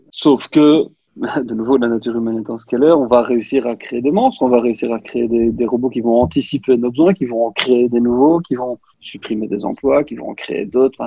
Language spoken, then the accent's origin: French; Belgium; accent: Belgian; mon accent belge